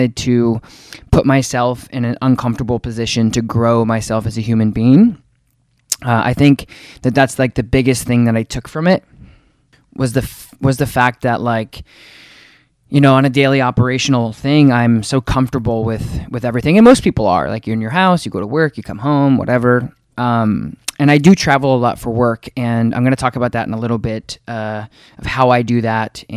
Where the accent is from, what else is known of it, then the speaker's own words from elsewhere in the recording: Colorado Springs, Colorado, United States; I was born in Colorado Springs